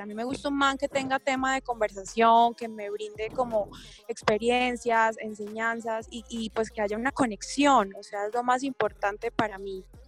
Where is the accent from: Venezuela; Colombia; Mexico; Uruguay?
Colombia; Bucaramanga, Santander; now in Bogotá, Colombia; Yo vivo en Bogotá, pero yo soy de Bucaramanga